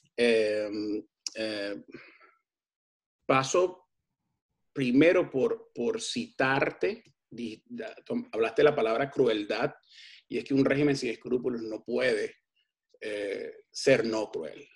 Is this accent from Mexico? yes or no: no; Venezuela; no nos podemos culpar nosotros mismos como venezolanos